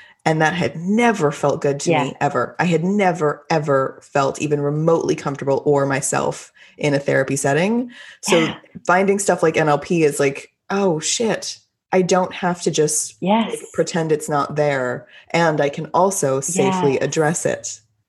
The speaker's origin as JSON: {"language": "English", "region": "Texas", "country": "United States", "said": "I'm Texan."}